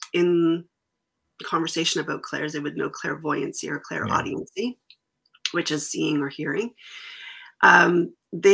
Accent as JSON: {"language": "English", "country": "Canada", "said": "as a Canadian too"}